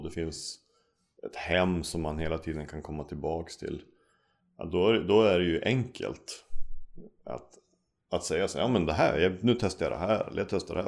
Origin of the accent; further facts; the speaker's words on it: Umeå, Västerbotten County, Sweden; also born or lived in Norway; jag är uppvuxen i Umeå, mm. har bott här nästan majoriteten av hela mitt liv